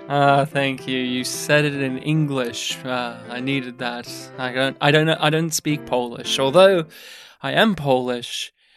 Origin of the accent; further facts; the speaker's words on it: Australia; growing up in rural Australia, my hometown specifically did have a, a cinema.